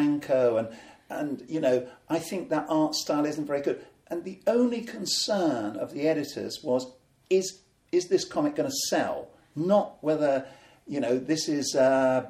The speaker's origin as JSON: {"language": "English", "country": "United Kingdom", "said": "we're neither American, we're not European, we are unique"}